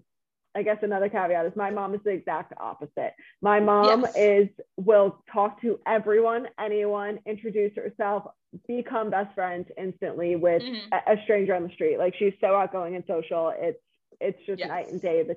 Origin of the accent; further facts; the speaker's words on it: Chicago, Illinois, United States; moved away; born and raised in Chicago